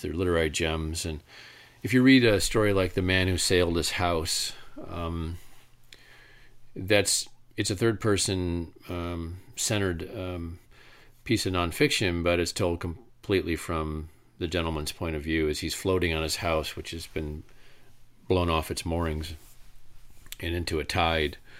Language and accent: English; Traverse City, Michigan, United States; I'm from Traverse City, Michigan." And that's where I'm from.